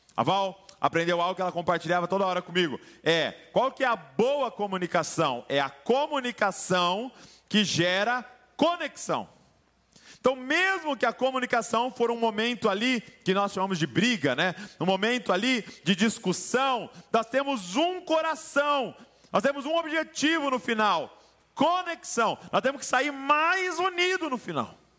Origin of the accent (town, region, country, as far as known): Brazil